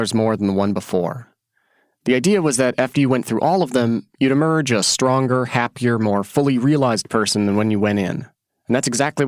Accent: Oregon, United States; moved away as an adult; after I graduated from high school and I moved away from Oregon

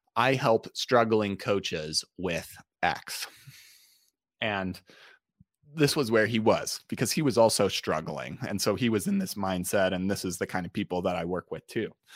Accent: Utah, United States; i grew up in utah

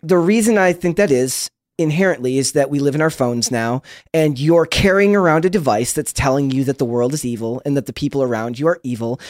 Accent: Minnesota, United States; I'm from Minnesota

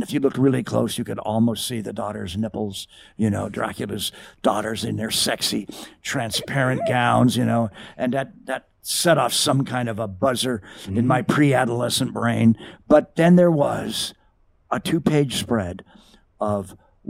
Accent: Southern California, United States; I'm from Southern California, and I know my way around

